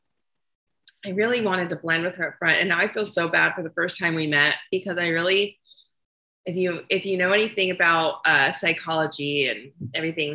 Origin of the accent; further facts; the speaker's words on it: California, United States; So I grew up in California, and I did not grow up in a very modest household